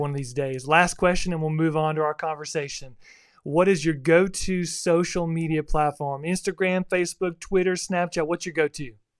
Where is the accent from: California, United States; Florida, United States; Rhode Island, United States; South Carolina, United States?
Florida, United States; South; now in Texas, United States; growing up in South Florida is a little different environment than, uh, where I live now in the Bible Belt or Texas